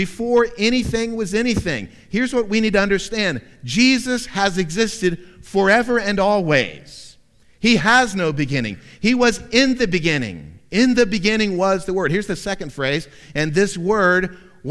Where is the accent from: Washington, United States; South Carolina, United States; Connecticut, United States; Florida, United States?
Florida, United States; Central; Growing up in Central Florida in the 70s and 80s